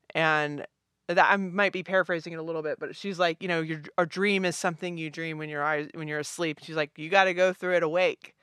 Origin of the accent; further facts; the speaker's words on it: Richmond, Virginia, United States; I'm from Richmond, Virginia.